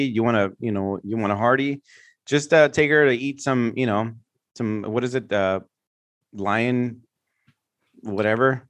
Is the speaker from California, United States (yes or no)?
yes; San Francisco, California, United States; I grew up in the Mission District in San Francisco